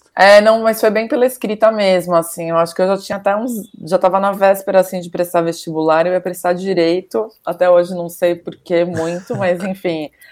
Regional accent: Caieiras, São Paulo, Brazil; moved away as an adult; also born or lived in Bela Vista, São Paulo; now in São Paulo, Brazil; eu sou de Caieiras, fui criada lá.

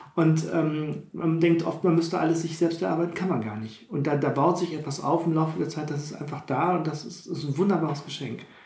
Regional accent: Witten, North Rhine-Westphalia, Germany; ich komme ja, eh, also ich will nicht sagen aus einer Stadt, Witten ist ja jetzt keine Großstadt oder so, aber ich bin doch überhaupt nicht auf dem Bauernhof aufgewachsen

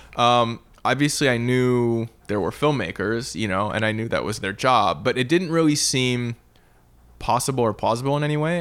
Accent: Vancouver, British Columbia, Canada; moved away as an adult; now in Los Angeles, United States; growing up in Canada

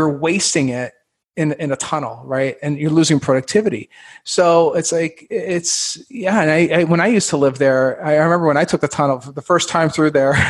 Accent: Canada; now in Indianapolis, United States; I'm originally from Canada, and I've had the pleasure of living everywhere from, let's see here, Miami, Fort Lauderdale, New York City, Baltimore.

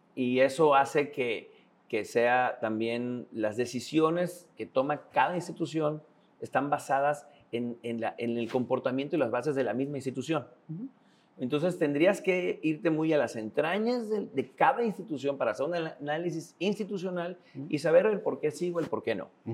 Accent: Tabasco, Mexico; also born or lived in Yucatán; now in Mérida, Mexico; el estado de Tabasco, del cual soy oriundo

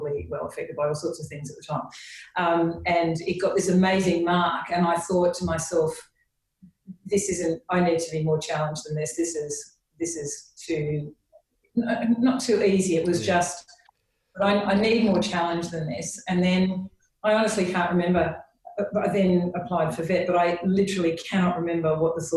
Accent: Sydney, New South Wales, Australia; born or raised there; moved away as an adult; now in United Kingdom

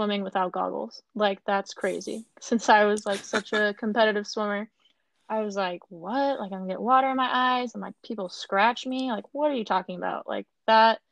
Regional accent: Tustin, California, United States; growing up in Tustin, it's definitely a big aquatic-based community

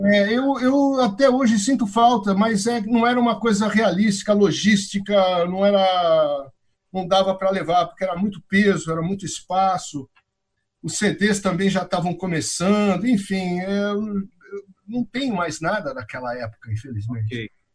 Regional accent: Araraquara, São Paulo, Brazil; moved away as an adult; also born or lived in New York, United States; now in Miami, United States; eu nasci em Araraquara, interior de São Paulo, e a minha casa era, era uma casa muito musical

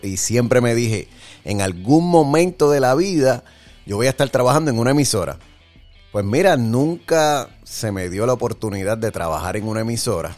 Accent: Jayuya, Puerto Rico; soy de la Tierra Alta, Jayuya

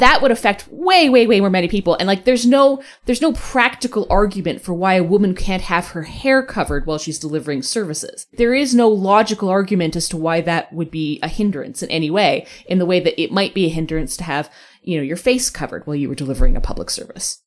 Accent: Alberta, Canada; And I'm coming from Alberta on this one

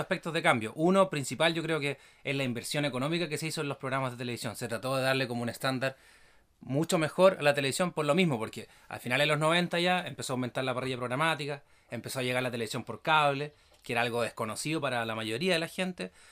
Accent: Villarrica, Araucanía, Chile; nosotros eh, nos criamos acá en Villarrica, en la novena región

